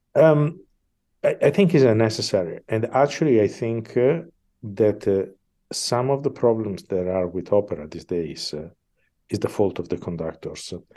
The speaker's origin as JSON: {"language": "English", "town": "Milan", "region": "Lombardy", "country": "Italy", "tie": "born or raised there", "second_language": "English", "moved": "as an adult", "said": "I am from Milan"}